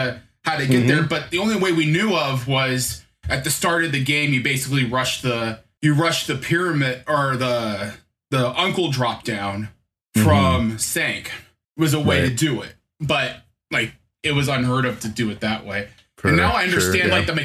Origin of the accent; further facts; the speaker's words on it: Des Moines, Iowa, United States; I'm from Des Moines, Iowa